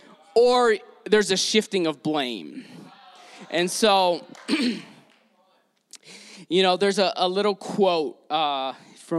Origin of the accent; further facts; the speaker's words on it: Detroit, Michigan, United States; also born or lived in San Diego; now in Salt Lake City, United States; I grew up in Detroit